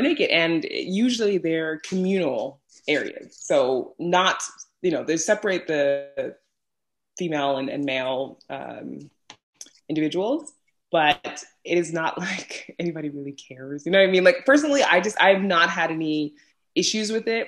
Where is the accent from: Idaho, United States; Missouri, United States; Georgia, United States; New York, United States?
New York, United States; New York City; moved away as an adult; now in Iceland; I'm from New York City, specifically oh. in Brooklyn, and was born and raised there before moving to Iceland